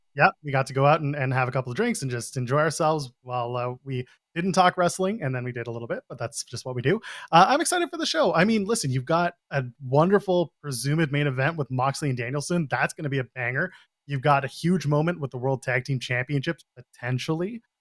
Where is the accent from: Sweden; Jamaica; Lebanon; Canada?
Canada; I'm a Canadian